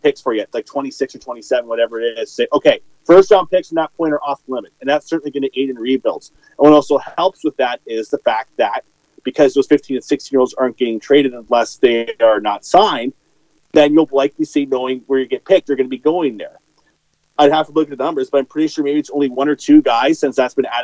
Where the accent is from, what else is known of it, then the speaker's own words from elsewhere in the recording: Ontario, Canada; now in Brandon, Canada; I'm from Ontario.